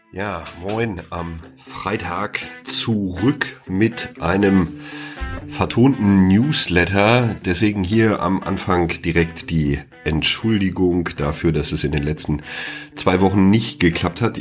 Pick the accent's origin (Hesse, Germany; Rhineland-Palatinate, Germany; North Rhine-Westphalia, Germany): North Rhine-Westphalia, Germany; Sauerland; now in near Freiburg, Germany; komme ich ja ursprünglich aus dem Sauerland, aber ich bin nicht umsonst in die Nähe von Freiburg gezogen